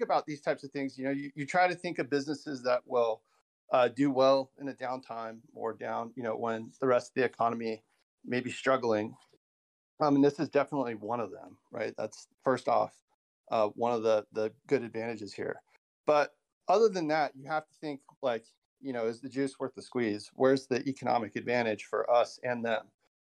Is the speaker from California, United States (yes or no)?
yes; California, United States; my home state of California